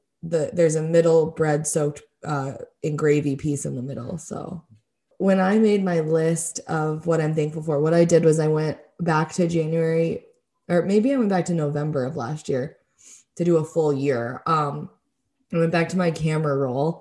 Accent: Michigan, United States; growing up in Michigan and always having a real Christmas tree

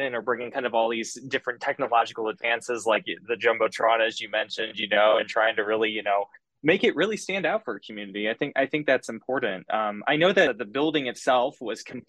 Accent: the Illinois side, United States; I'm originally from the Illinois side, and driving over to St. Louis a lot growing up

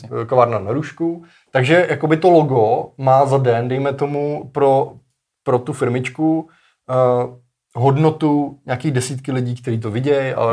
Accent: Czechia; u nás v Čechách

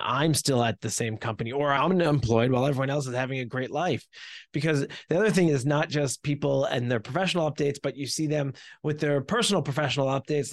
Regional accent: New Jersey, United States; I have been born and raised in New Jersey

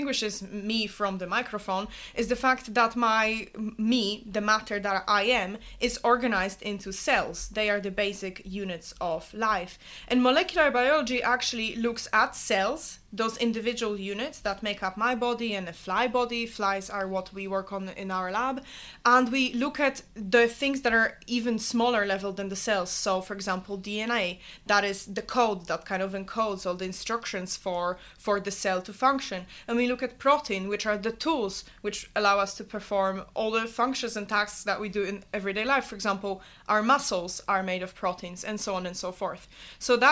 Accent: Poland; moved away as an adult; also born or lived in Glasgow, Scotland / Melbourne, Australia; now in Oxford, United Kingdom; I grew up and lived in Poland until I was 18, and I wanted to study abroad

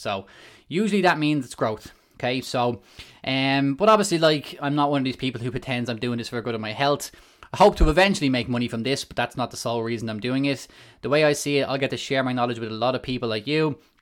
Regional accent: Malahide, Leinster, Ireland; I come from Ireland, um, small town in North Dublin called Malahide

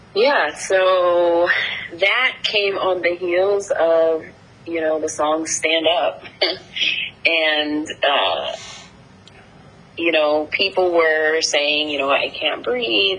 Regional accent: New Jersey, United States; moved away; growing up in Jersey

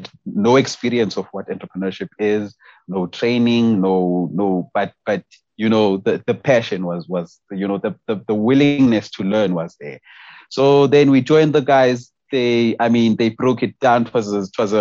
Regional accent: Eastern Cape, South Africa; moved away as an adult; now in Johannesburg, South Africa; I grew up in the Eastern Cape, and I came to Joburg around 2017

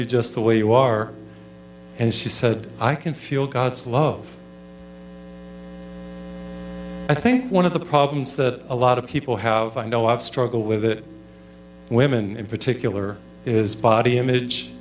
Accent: Massachusetts, United States; first language English; When I was in high school, I grew up in Massachusetts. I know English well. It's my first language, of course.

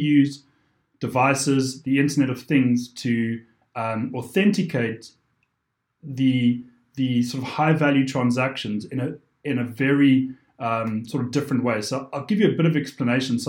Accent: South Africa; moved away; being South African originally

